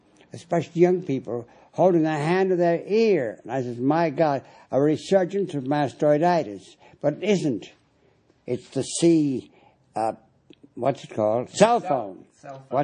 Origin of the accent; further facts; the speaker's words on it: Chicago, Illinois, United States; also born or lived in New York City; Chicago is my town. See, I was born in New York City, came here 8 years old, an asthmatic, sickly